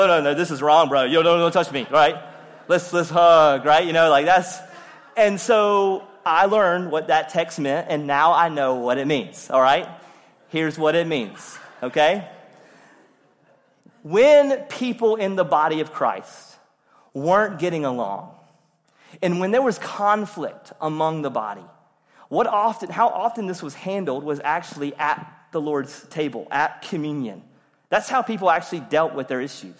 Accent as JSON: {"language": "English", "town": "Rocky Mount", "region": "North Carolina", "country": "United States", "said": "I'm from Rocky Mount, from Eastern North Carolina"}